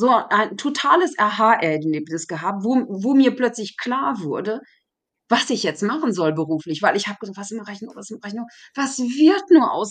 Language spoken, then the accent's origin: German; Germany; also born or lived in Paris, France; now in France; Die Leute wissen, denken nicht unbedingt, dass ich Deutsche bin.